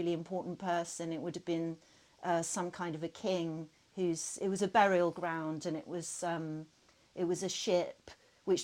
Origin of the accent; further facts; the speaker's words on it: Woking, South East England, United Kingdom; my hometown. It's all about Woking. I was brought up in the same town